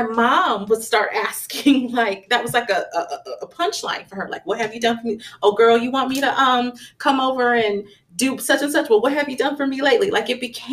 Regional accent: Phoenix, Arizona, United States; I grew up in Phoenix, Arizona.

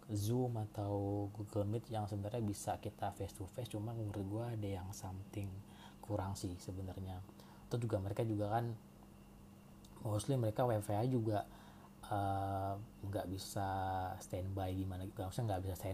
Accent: Cirebon, West Java, Indonesia; now in Jakarta, Indonesia; gue asli dari Cirebon dan harusnya sih sekarang gue stay di Jakarta karena kan kerjaan gue di Jakarta juga cuma sekarang gue lagi ada di rumah di rumah gue Cirebon

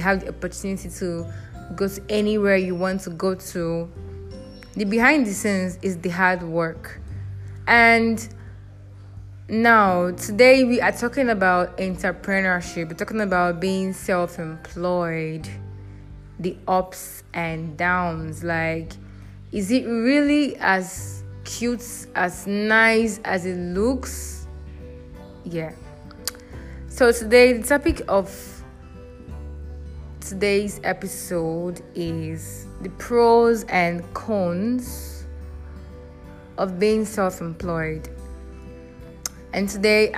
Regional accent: Rivers State, Nigeria; I am from Rivers State in Nigeria

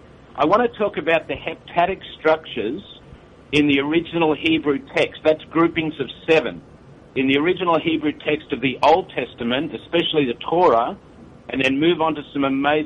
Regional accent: Sydney, New South Wales, Australia; now in Tokyo, Japan; I'm from Sydney.

